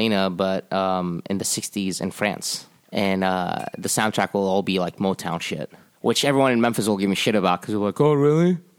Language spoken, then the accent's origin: English; Jordan; moved away; when I was growing up in Jordan in the 80s and 90s